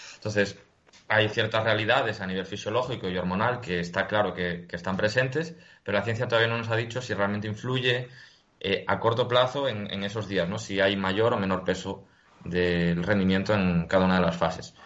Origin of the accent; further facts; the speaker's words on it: Galicia, Spain; soy gallego